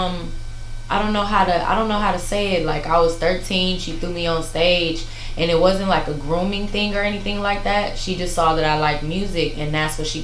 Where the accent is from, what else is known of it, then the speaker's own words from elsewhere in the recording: Carson, California, United States; also born or lived in Torrance, California / Los Angeles, California; I'm from Carson, California. I was born in Torrance, raised primarily in Carson